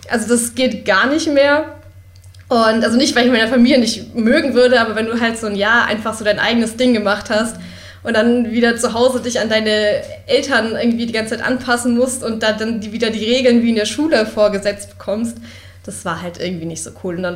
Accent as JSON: {"language": "German", "region": "Berlin", "country": "Germany", "said": "spreche ja selber eigentlich fast gar keinen Dialekt. Das ist auch immer, wenn ich jemandem sage, ich komme aus Berlin, sind alle immer so, hä?"}